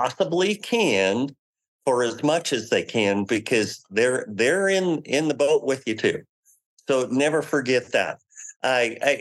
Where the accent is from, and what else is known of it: United States